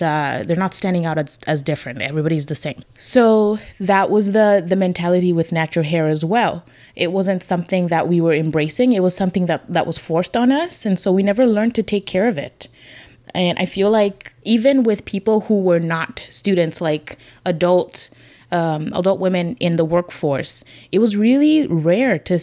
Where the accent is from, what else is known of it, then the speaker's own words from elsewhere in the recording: Zambia; growing up in Zambia as a student